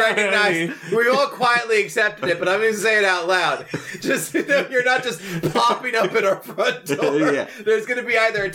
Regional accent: Harrisburg, Pennsylvania, United States; I grew up in Harrisburg

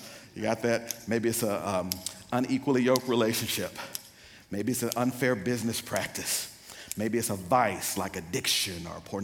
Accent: Pearl, Mississippi, United States; I'm from Pearl, Mississippi, so we're country where I come from

